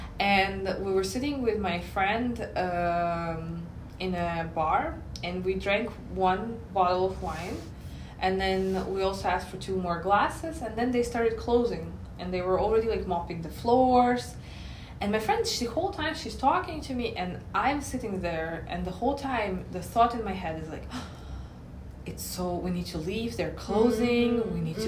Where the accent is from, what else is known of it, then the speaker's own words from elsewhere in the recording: Moscow, Russia; English is a second language; moved away; also born or lived in United States; I grew up in Moscow and then I lived in the US, and US is worse.